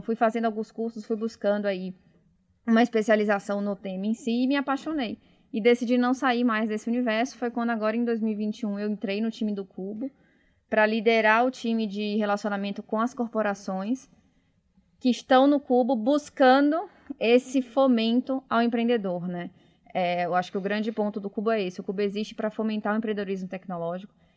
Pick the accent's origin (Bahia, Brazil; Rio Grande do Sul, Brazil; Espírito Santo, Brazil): Bahia, Brazil; moved away as an adult; now in São Paulo, Brazil; Pelo meu sotaque, vocês podem ver que eu não sou de São Paulo, então eu formei em Salvador, na Bahia, na Federal, vim para São Paulo